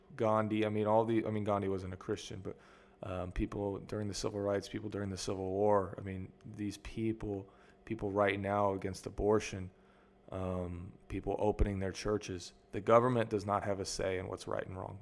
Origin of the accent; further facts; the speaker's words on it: United States; moved away as an adult; now in Mexico; I grew up in America